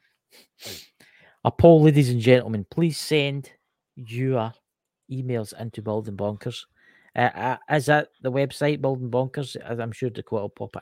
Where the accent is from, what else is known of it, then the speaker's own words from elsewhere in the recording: Scotland, United Kingdom; I'm Scottish